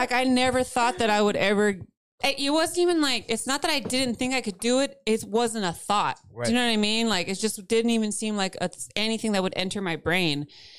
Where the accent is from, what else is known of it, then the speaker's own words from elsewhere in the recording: Central Valley, California, United States; growing up in the Central Valley.